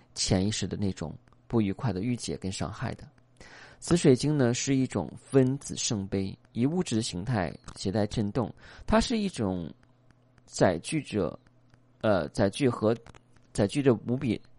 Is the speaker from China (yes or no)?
yes; China; 我们中国人讲这俗话叫做"旁观者清"